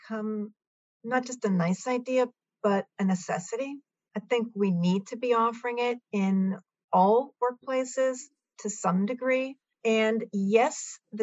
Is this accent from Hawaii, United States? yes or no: no; Milton, Massachusetts, United States; I happen to supervise a food pantry in my hometown of Milton, Massachusetts